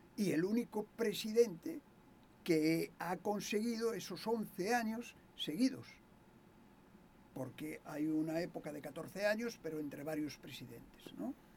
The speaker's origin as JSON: {"language": "Spanish", "region": "Galicia", "country": "Spain", "moved": "yes"}